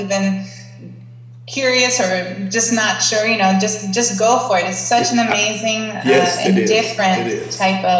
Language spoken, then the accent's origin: English; Baltimore, Maryland, United States; moved away as an adult; now in Athens, Greece; I grew up in Baltimore, Maryland. I was born and raised there